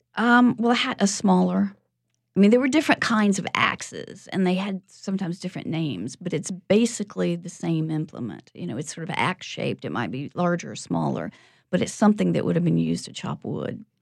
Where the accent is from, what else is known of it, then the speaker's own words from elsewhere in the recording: the Bible Belt, United States; moved away; also born or lived in York, United Kingdom / California; I was brought up in the Bible Belt